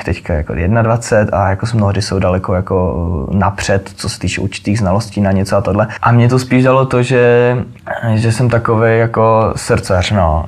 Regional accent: Ostrava, Moravian-Silesian Region, Czechia; moved away as an adult; now in Prague, Czechia; já jsem prostě z Ostravy, půlka mý rodiny prostě, eh, chlapský část jako f-, farala do dolů

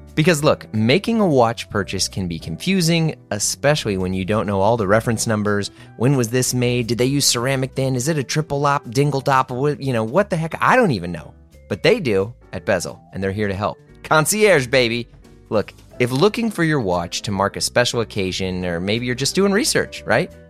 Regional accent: United States; just an American

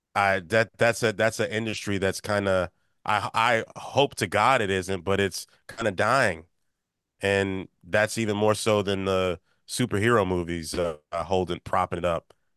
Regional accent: Maryland D.C. area, United States; growing up in the Maryland D.C. area

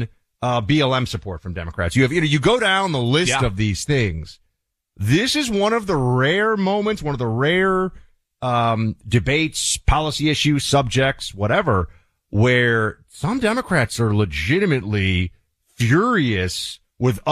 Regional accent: New York City, New York, United States; now in Florida, United States; New York City, the largest city in America, okay, my hometown

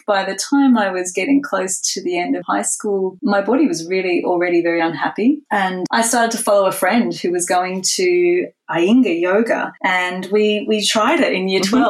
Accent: Kuranda, Queensland, Australia; I grew up in Coranda in Far North Queensland.

